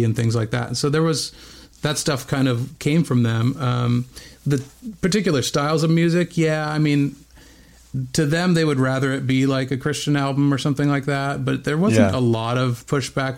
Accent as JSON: {"language": "English", "town": "Bend", "region": "Oregon", "country": "United States", "tie": "born or raised there", "also_born_or_lived": "Whittier, California", "moved": "yes", "said": "I was born in Southern California, in Whittier, California, but only lived there for about a year before we moved to Bend, Oregon."}